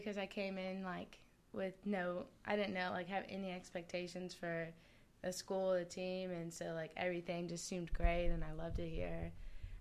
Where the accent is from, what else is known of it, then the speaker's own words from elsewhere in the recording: League City, Texas, United States; now in Austin, United States; I'm from Houston, Texas.